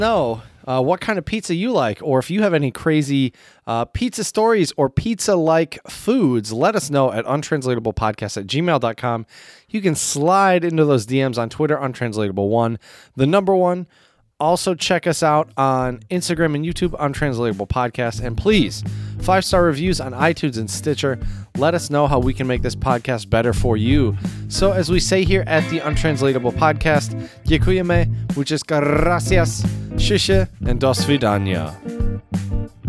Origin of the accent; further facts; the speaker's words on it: United States; as an American